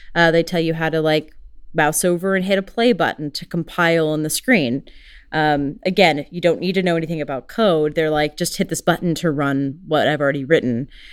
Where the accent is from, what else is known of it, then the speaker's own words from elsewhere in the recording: United States; I'm very American